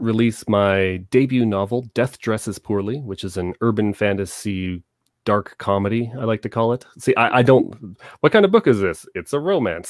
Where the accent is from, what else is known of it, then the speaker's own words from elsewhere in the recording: Southern Ontario, Canada; now in Calgary, Canada; I was born and raised in Southern Ontario